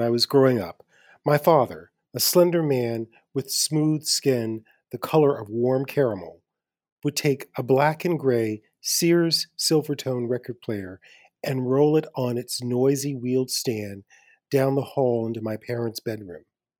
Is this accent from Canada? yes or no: no; the South, United States; born or raised there